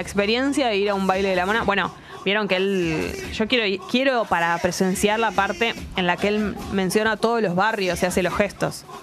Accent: Buenos Aires, Argentina; accent: porteña; nuestra tonada porteña

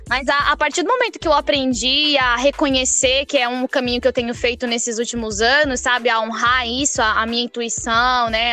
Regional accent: Tocantinópolis, Tocantins, Brazil; moved away; eu sou do interior do Tocantins, né? É, de Tocantinópolis, que fica bem no bico do papagaio do Tocantins

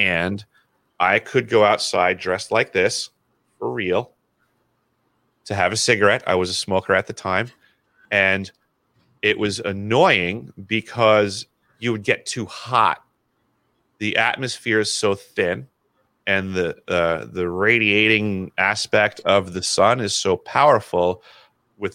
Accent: New York, United States; I'm from New York

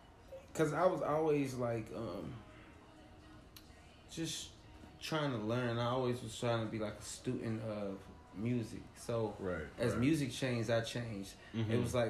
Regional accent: Midwest, United States; I'm from the Midwest

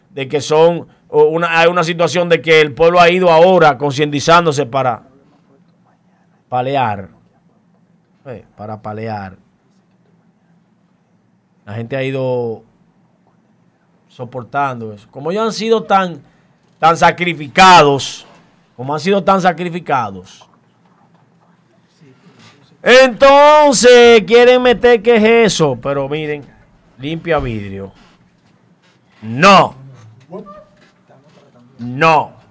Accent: Dominican Republic; Yo soy turista, yo estoy aquí, yo eh, vine de República Dominicana.

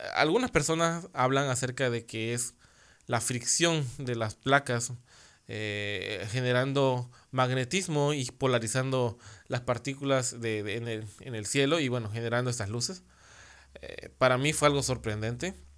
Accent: Mexico; acá en mi país, en México

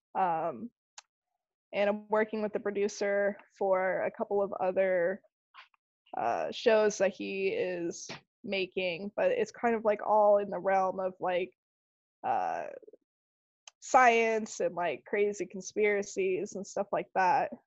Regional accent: Arizona, United States; also born or lived in Tampa, Florida; now in Clearwater, United States; originally I'm from Tampa. Grew up in Arizona, and now I'm in Clearwater

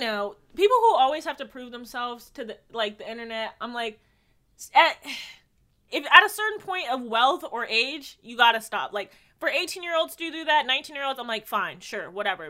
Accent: Jamaica; I'm Jamaican

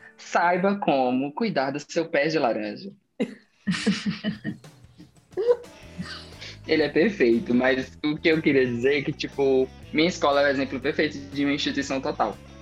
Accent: interior of Tocantins, Brazil; eu sou do interior do estado do Tocantins, de uma cidade que tem 9 mil habitantes. É, hoje em dia eu moro em uma maiorzinha, mas a minha cidade natal ela tem 9 mil habitantes.

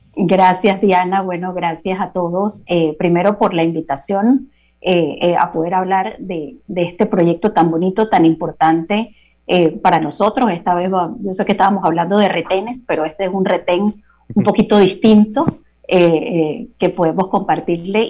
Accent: Panama; nos corresponde como panameños.

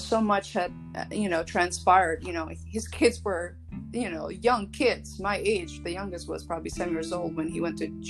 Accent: Shkodër, Shkodër County, Albania; now in United States; I was born in Albania, Shkodër, Albania, and I've been living in the United States since 1992

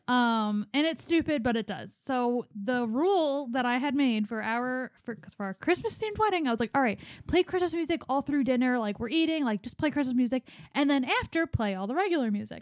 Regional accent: Philadelphia, Pennsylvania, United States; born or raised there

